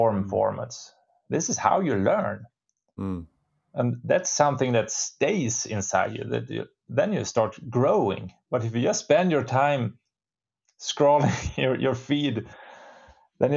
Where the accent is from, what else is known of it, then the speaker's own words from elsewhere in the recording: Storuman, Västerbotten County, Sweden; is the place where I was born. My parents still live here. I have my roots here. I know all the small roads